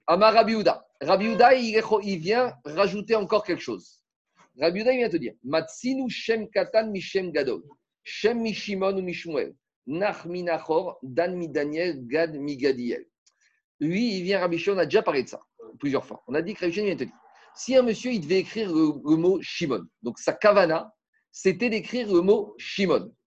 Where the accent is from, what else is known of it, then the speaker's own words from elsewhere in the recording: France; chez nous en France